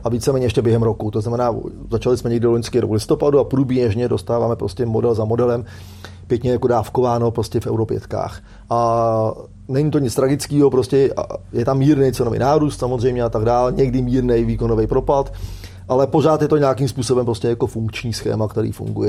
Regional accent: Czechia; U nás v Čechách

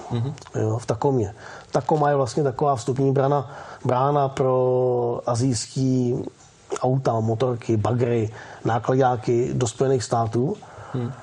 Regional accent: Czechia; also born or lived in Osek; jako Češi nebo Čechoslováci

